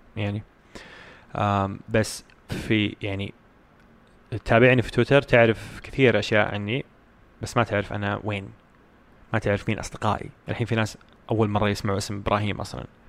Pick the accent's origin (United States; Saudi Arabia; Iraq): Saudi Arabia; عندنا في السعوديه